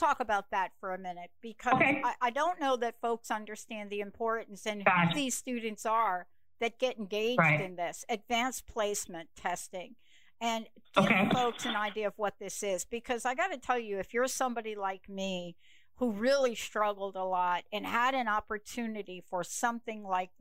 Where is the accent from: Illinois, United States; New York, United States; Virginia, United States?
New York, United States; I'm from New York